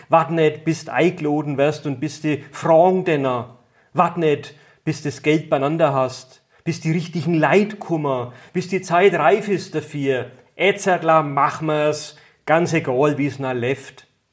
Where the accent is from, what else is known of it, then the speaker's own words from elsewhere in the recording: Dachsbach, Bavaria, Germany; first language Franconian; ich komme äh, aus Dachsbach im Eichgrund